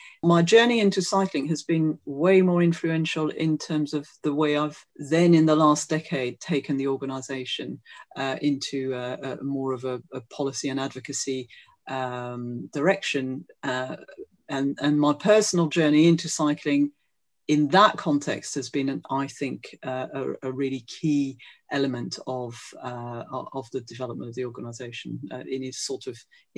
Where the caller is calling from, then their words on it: Streatham, London, United Kingdom; I'm joining you from Leafy Streatham in South London.